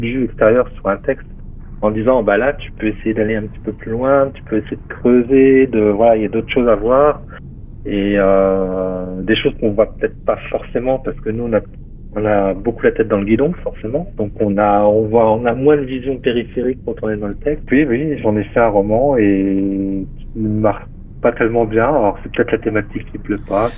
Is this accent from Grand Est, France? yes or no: yes; Metz, Grand Est, France; en Lorraine, à Metz. Hein. C'est ma ville natale, là où je suis né